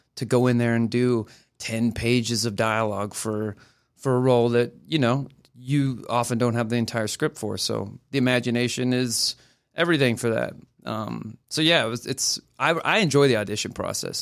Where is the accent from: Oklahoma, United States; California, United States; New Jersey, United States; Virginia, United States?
Oklahoma, United States; moved away; I'm from Oklahoma